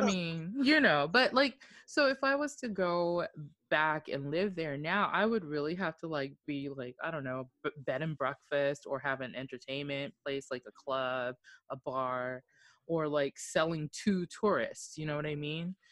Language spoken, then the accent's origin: English; Okinawa, Japan; moved away; I was born and raised in Oki